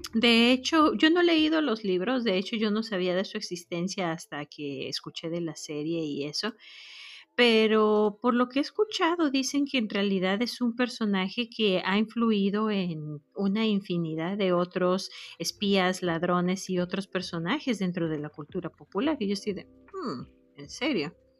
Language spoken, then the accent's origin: Spanish; Mexico; moved away as an adult; now in United States; no soy pocha, soy mexicana